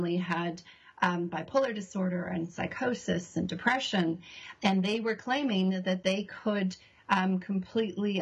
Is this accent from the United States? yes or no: no; Canada; moved away as an adult; also born or lived in Toronto; now in New Zealand; I'm Canadian